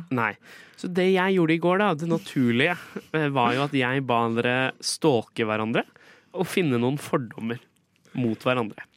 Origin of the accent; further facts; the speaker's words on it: Skien, Telemark, Norway; moved away; Brekkeparken i Skien, der jeg kommer fra